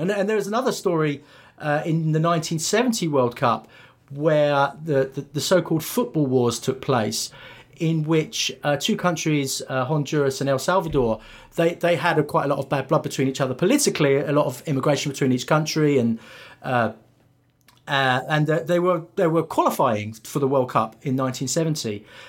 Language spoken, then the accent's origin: English; England, United Kingdom; I was brought up in England